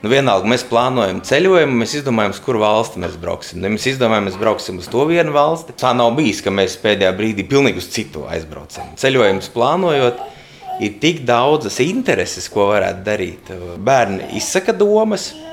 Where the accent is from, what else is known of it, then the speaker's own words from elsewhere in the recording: Suntaži Parish, Ogre Municipality, Latvia; now in Cēsis, Latvia; es dzīvoju laukos, es uzaugu Suntežu pagastā.